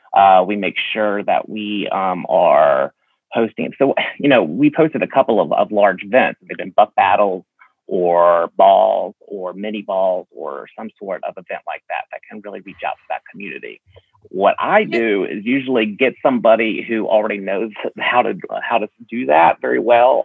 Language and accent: English; Alabama, United States; I was born and raised here in Alabama